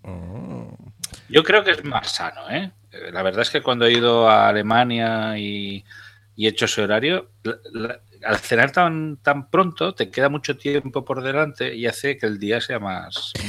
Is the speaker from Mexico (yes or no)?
no; Zaragoza, Aragon, Spain